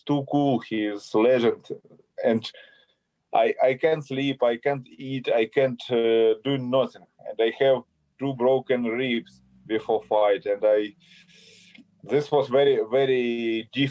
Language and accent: English; Kharkiv, Kharkiv Oblast, Ukraine; English is a second language; I born in Soviet Union and I grew up in Soviet Union. Ukrainian Republic, Soviet Union.